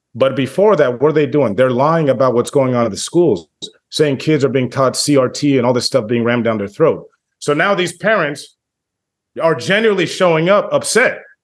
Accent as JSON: {"language": "English", "town": "Washington", "region": "District of Columbia", "country": "United States", "tie": "born or raised there", "said": "when I grew up, growing up in Washington, D C"}